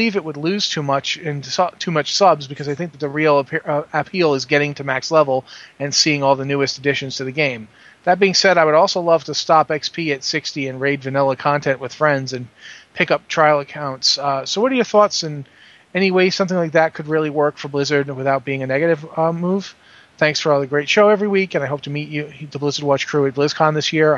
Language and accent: English; New England, United States; accent: somewhat nasal; I have a somewhat nasal accent because I'm from New England